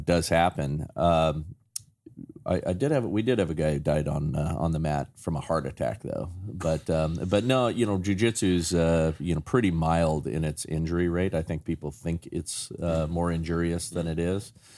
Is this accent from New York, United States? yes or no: no; Chatsworth, California, United States; I grew up in Chatsworth